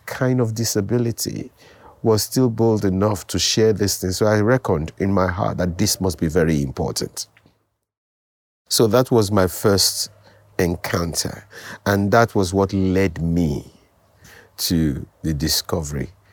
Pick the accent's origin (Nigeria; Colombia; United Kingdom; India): Nigeria; Lagos; also born or lived in Delta State, Nigeria; I grew up in Lagos. I was born in Lagos, Nigeria. Went to primary school, secondary school, university in Lagos.